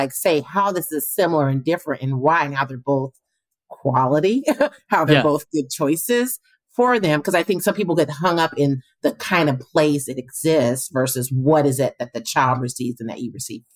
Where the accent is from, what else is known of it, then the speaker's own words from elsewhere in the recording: Portland, Oregon, United States; I'm from Portland, you know, went to Grant High School